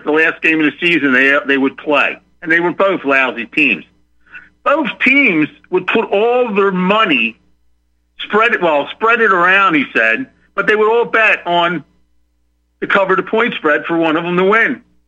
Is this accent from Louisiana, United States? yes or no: no; Philadelphia, Pennsylvania, United States; also born or lived in Ocean County, New Jersey; now in Texas, United States; I'm from Philadelphia but I lived in New Jersey in Ocean County for many years, 25 years before I moved down here to Texas.